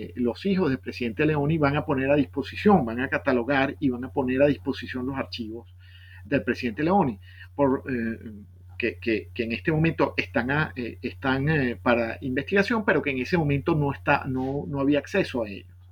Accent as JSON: {"language": "Spanish", "town": "Caracas", "region": "Capital District", "country": "Venezuela", "tie": "born or raised there", "also_born_or_lived": "Boston, United States", "said": "Yo nací en, Caracas en 1967"}